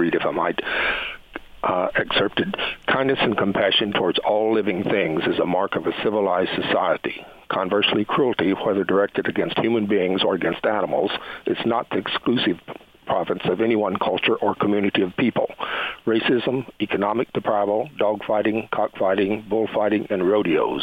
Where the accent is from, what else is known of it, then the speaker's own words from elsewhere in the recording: the South, United States; I'm from the South